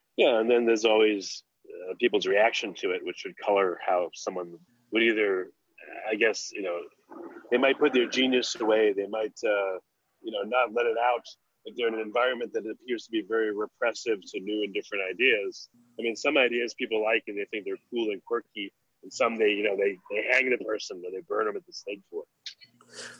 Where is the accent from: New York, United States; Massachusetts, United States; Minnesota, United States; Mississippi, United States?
New York, United States; I grew up in New York